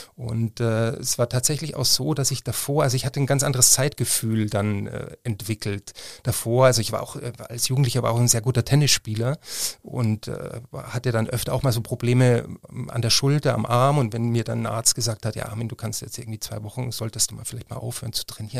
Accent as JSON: {"language": "German", "town": "Freilassing", "region": "Bavaria", "country": "Germany", "tie": "born or raised there", "moved": "yes", "lives_now": "Cologne, Germany", "said": "Ich bin in Freilassing aufgewachsen in Bayern an der Grenze zu Salzburg."}